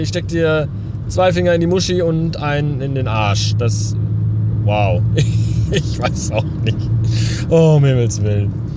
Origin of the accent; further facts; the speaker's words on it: Bavaria, Germany; weil ich halt aus Bayern komme